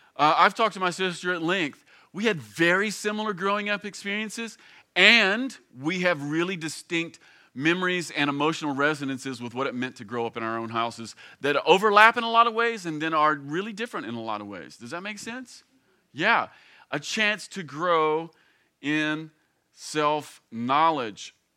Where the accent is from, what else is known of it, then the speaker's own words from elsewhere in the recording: Campbellsville, Kentucky, United States; I grew up here in Kentucky. In fact, I grew up here in Campbellsville. I've lived here essentially my entire life